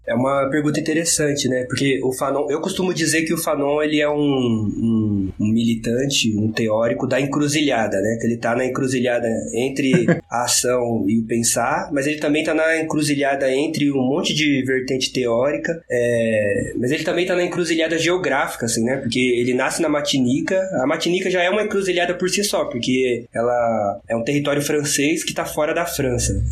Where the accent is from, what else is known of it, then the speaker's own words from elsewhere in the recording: ABC Paulista, São Paulo, Brazil; eu sou daqui do ABC Paulista